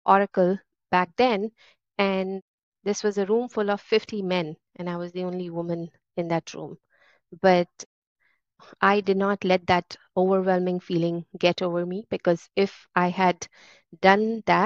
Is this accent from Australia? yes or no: no; India; moved away as an adult; now in San Francisco Bay Area, United States; I grew up in India, but now I have spent more time in San Francisco Bay Area than in India